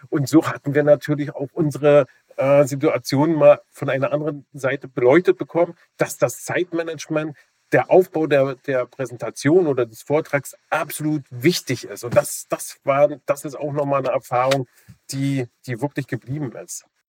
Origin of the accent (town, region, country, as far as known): Germany